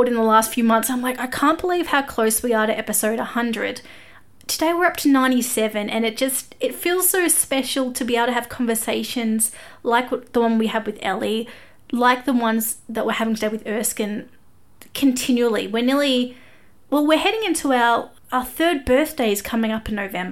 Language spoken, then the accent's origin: English; Australia; I'm an Aussie music journalist